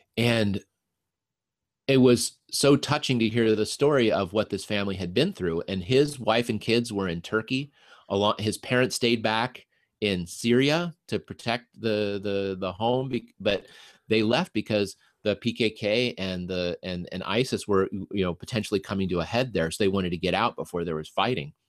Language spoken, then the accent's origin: English; Denver, Colorado, United States; first language English; moved away as an adult; now in Minnesota, United States; I grew up in Denver